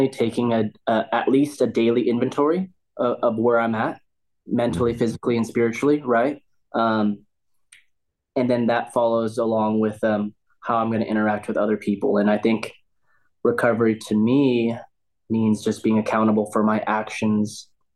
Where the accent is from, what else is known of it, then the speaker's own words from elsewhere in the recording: Southern California, United States; also born or lived in Huntington Beach; I grew up in SoCal, so I grew up skating and surfing my whole life.